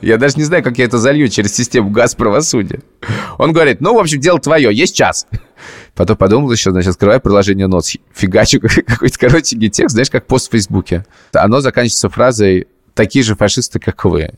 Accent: Russia; moved away; я из России.

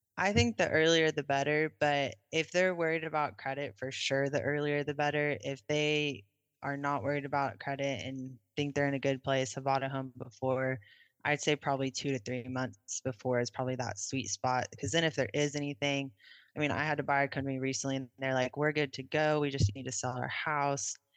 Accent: Oklahoma City, Oklahoma, United States; I grew up in Oklahoma City

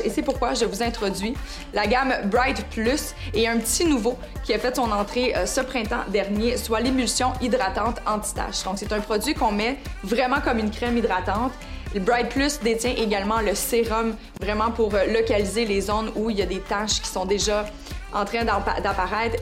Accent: Canada; chez nous au Canada

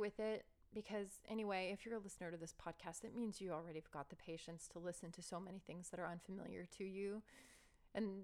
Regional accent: United States; accent: American; My American accent

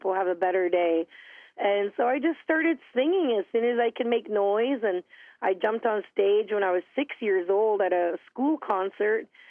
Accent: Wikwemikong First Nation, Manitoulin Island, Ontario, Canada; I'm from the Wequemcong First Nations. That's on Manitoulin Island, which is the largest freshwater island in the world here in Ontario, Canada. And I grew up in a very, very tight-knit, close, loving family.

